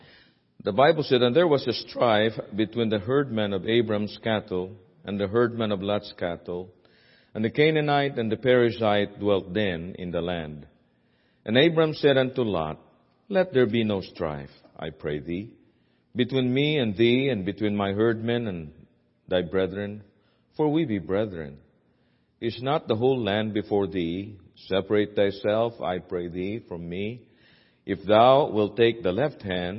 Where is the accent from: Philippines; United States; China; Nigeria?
Philippines; accent: Filipino; my Filipino accent